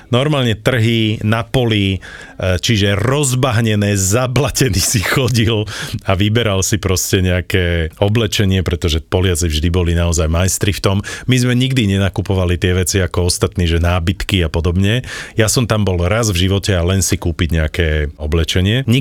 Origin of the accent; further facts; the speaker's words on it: Banská Bystrica, Banská Bystrica Region, Slovakia; úvahy to, že som bol z Banskej Bystrice.